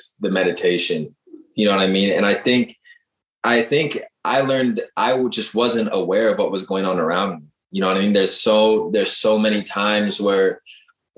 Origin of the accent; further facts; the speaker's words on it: Seattle, Washington, United States; moved away as an adult; also born or lived in England / Turkey; I'm from Seattle